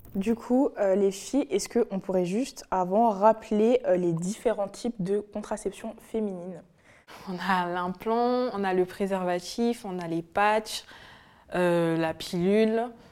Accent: French Guiana; now in France; je viens de la Guyane

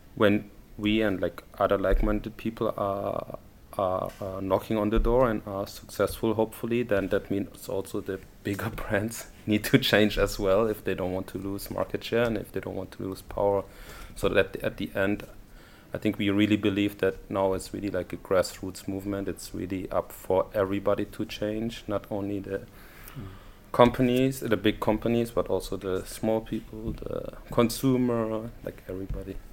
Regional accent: Germany; moved away as an adult; now in Paris, France; I'm from Germany.

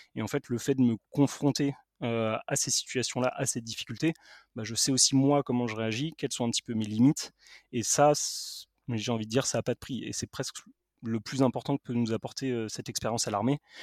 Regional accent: Paris, Île-de-France, France; je suis parisien

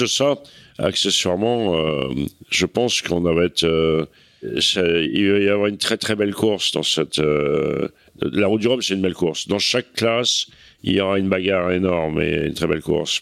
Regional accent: Cherbourg, Normandy, France; j'ai passé mon enfance à Cherbourg

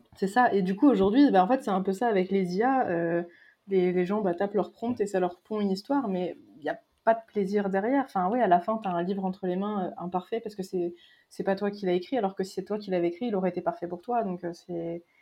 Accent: Berry, Centre-Val de Loire, France; j'ai grandi dans le Berry.

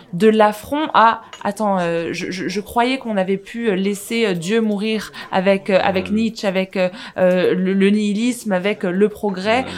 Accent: France; on a grandi en France

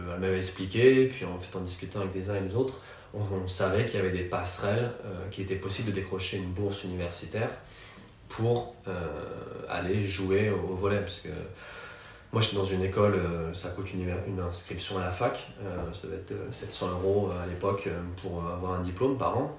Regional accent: Paris region, Île-de-France, France; moved away as an adult; also born or lived in Malaysia / Los Angeles / Valencia; j'ai grandi en région parisienne

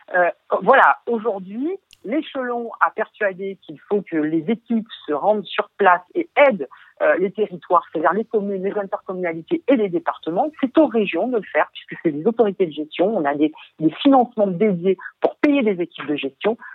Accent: Arles, Provence-Alpes-Côte d'Azur, France; je suis issu d'Arles

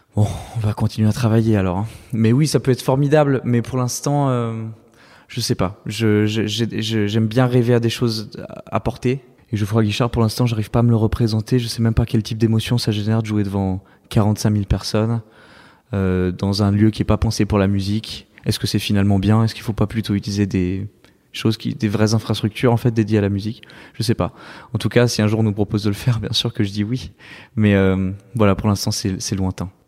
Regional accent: Saint-Étienne, Auvergne-Rhône-Alpes, France; born or raised there; now in Paris, France

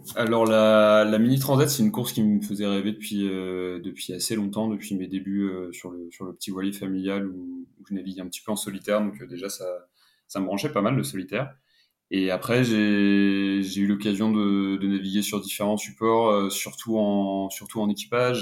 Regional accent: Paris, Île-de-France, France; je suis originaire de, de Paris

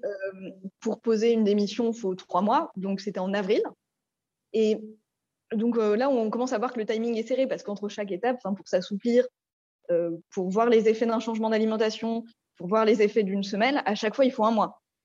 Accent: Paris, Île-de-France, France; on est de Paris

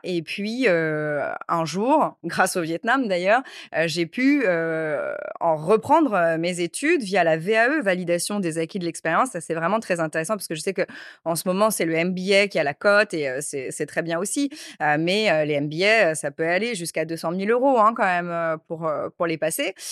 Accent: Créteil, Île-de-France, France; also born or lived in Corsica / Bastia; d'où je viens, j'ai grandi à Créteil, à Paris.

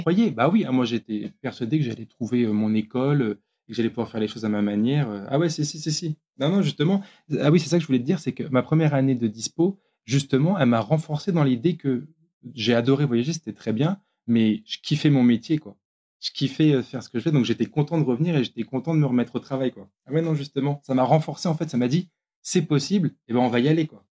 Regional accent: Brest, Brittany, France; also born or lived in Caen / Pontivy; on est de Brest ou autour de Brest

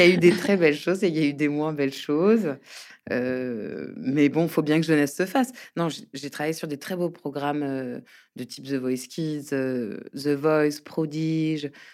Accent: Paris, Île-de-France, France; also born or lived in Brittany; je suis parisienne mais bretonne d'origine

